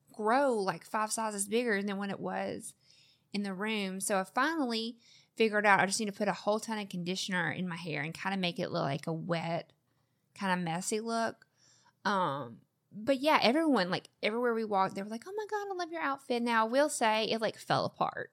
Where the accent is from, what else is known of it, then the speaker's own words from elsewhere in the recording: the South, United States; I'm from the South